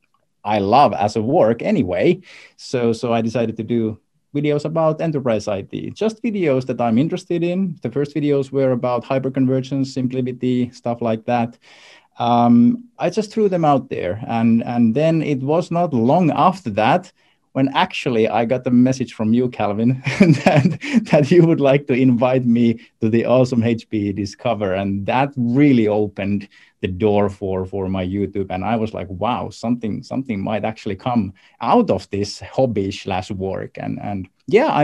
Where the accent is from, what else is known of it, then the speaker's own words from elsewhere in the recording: Finland; I come from Finland